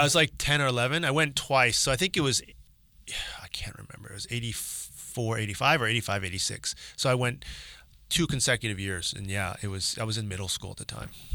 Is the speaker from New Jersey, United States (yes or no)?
no; Palo Alto, California, United States; moved away as an adult; Palo Alto is where I grew up.